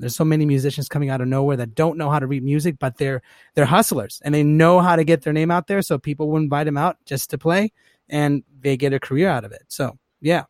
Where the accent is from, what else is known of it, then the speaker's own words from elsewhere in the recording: Los Angeles, California, United States; I grew up, uh, here in Los Angeles, born and raised.